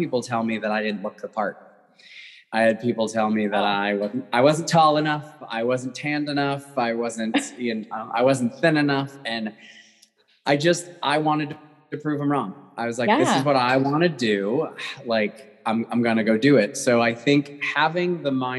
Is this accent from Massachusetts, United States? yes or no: yes; Massachusetts, United States; moved away as an adult; also born or lived in San Diego / Atlanta; I grew up in Massachusetts